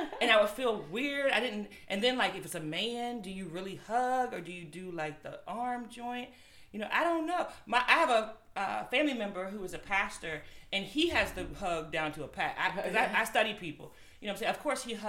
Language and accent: English; Woodbridge, Virginia, United States; Woodbridge, my hometown, Woodbridge